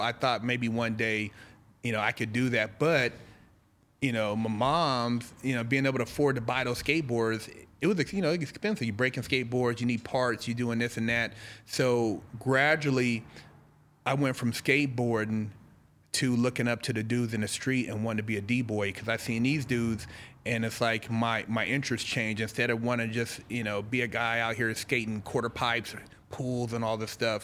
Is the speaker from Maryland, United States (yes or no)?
no; Sacramento, California, United States; moved away as an adult; also born or lived in Los Angeles / San Francisco Bay Area; now in Arizona, United States; I'm born and raised, you know, born and raised in Cal, Sacramento, lived all over to L A, the Bay